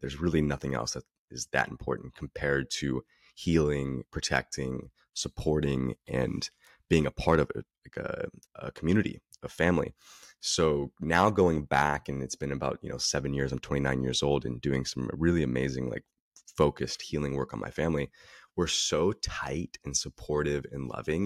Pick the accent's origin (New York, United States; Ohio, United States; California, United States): California, United States; Northern; also born or lived in Dallas, Texas; I'm born in Texas, raised in Northern California